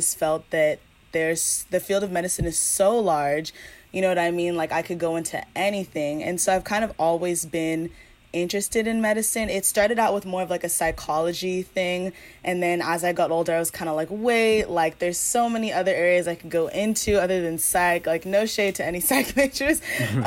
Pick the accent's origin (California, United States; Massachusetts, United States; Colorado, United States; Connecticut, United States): California, United States; Pasadena; I'm from Los Angeles, California, but you know, specifically the city of Pasadena